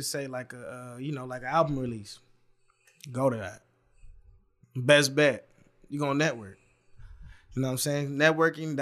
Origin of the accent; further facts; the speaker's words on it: Los Angeles, California, United States; also born or lived in Chicago; I was born in Chicago, but I grew up in San Pedro, like LA baby